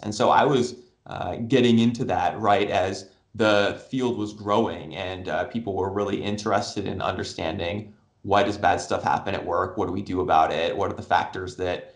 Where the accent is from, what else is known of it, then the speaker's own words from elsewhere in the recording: Tucson, Arizona, United States; I grew up down in Tucson where the University of Arizona is